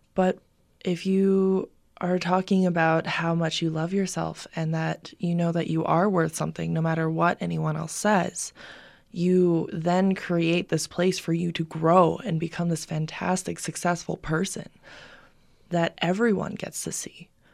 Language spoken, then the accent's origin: English; Albuquerque, New Mexico, United States; born or raised there